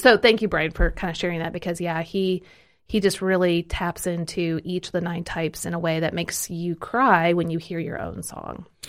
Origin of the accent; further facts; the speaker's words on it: Kansas City, Missouri, United States; now in Tennessee, United States; I'm from Kansas City, and we only say you guys